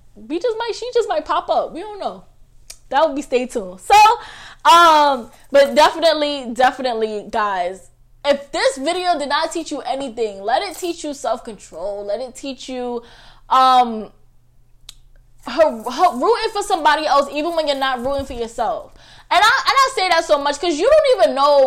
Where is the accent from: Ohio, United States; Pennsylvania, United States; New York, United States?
New York, United States; New York City; I'm from Staten Island